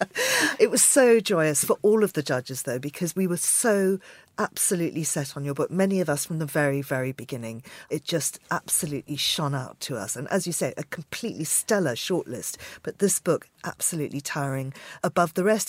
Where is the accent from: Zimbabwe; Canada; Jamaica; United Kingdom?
Zimbabwe; Harare; my hometown, Harare